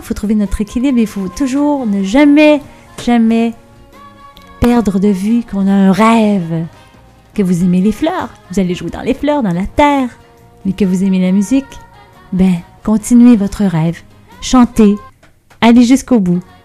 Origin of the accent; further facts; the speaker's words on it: banks of the St. Lawrence, Quebec, Canada; j'ai grandi sur le bord du Saint-Laurent